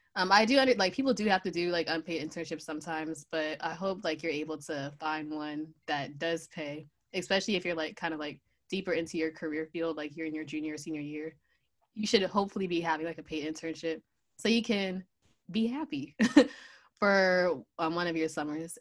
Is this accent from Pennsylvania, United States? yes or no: yes; Pennsylvania, United States; moved away as an adult; also born or lived in Virginia; I'm originally from Pennsylvania, so I had to move down to Virginia.